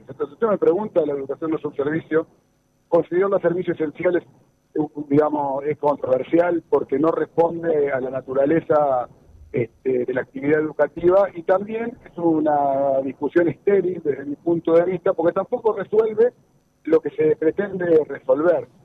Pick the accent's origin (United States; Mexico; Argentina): Argentina; Santa Fe; como santafesino, como argentino